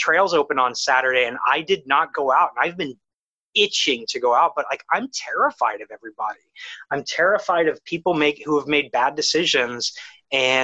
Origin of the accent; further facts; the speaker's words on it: Ohio, United States; moved away; I'm from Ohio